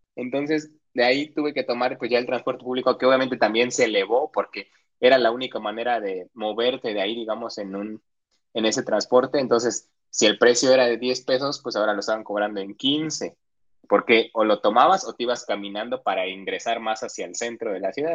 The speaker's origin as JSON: {"language": "Spanish", "region": "Oaxaca", "country": "Mexico", "said": "yo, que soy de Oaxaca y que viví mucho tiempo en eso de bloqueos y bloqueos"}